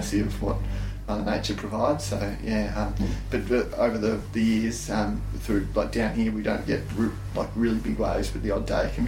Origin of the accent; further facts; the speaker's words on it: Phillip Island, Victoria, Australia; I'm born and bred on Phillip Island